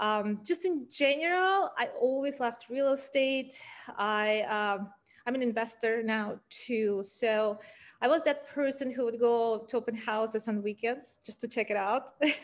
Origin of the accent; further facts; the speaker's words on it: Ural Mountains, Russia; moved away as an adult; also born or lived in New York City; now in San Francisco, United States; growing up in the Ural Mountains